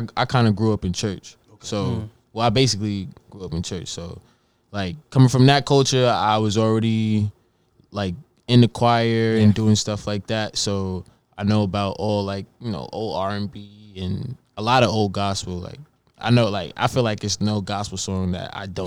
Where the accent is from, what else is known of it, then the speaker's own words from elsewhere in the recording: New Rochelle, New York, United States; moved away as an adult; now in Richmond, United States; I'm from New Rochelle, for me, that's like more suburban, for me. But I basically grew up in the city.